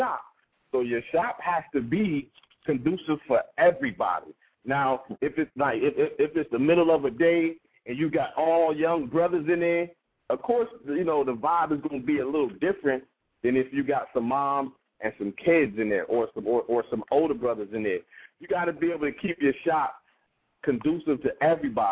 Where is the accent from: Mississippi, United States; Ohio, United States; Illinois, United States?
Ohio, United States; Columbus; I'm a barber. I'm from Columbus, Ohio